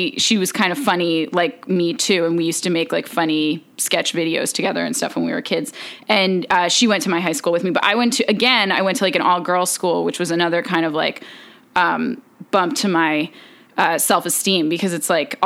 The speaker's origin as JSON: {"language": "English", "region": "New Jersey", "country": "United States", "tie": "born or raised there", "said": "I grew up in New Jersey, and I went to a small Catholic school from kindergarten to eighth grade"}